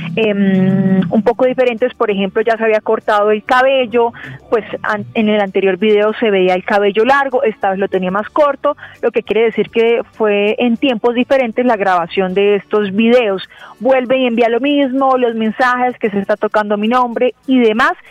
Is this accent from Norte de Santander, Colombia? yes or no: yes; Cúcuta, Norte de Santander, Colombia; moved away as an adult; now in Bogotá, Colombia; yo soy de Cúcuta, norte de Santander. Antes de venir aquí a trabajar a la capital, a Bogotá